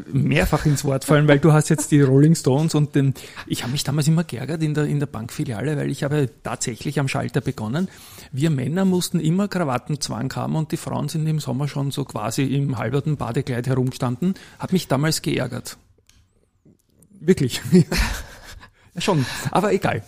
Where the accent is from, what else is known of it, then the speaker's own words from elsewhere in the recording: Vienna, Austria; die gleiche Straße, wo ich aufgewachsen bin